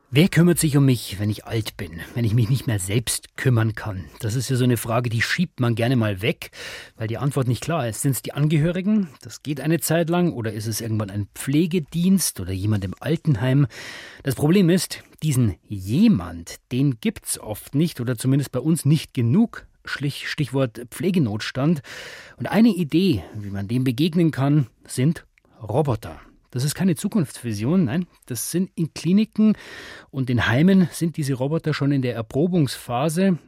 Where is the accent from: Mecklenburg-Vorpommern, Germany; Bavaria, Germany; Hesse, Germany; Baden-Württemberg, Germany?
Bavaria, Germany; Regensburg; in meiner Heimat Regensburg